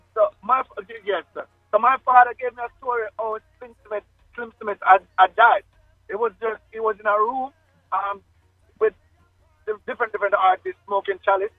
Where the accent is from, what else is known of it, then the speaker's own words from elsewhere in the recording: Kingston, Jamaica; I was born in Victoria Jubilee Hospital, um, downtown Kingston